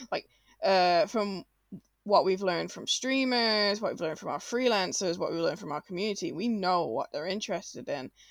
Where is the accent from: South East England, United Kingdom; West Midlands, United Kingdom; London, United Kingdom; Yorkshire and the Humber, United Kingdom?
West Midlands, United Kingdom; Birmingham; Robin knew I was from Birmingham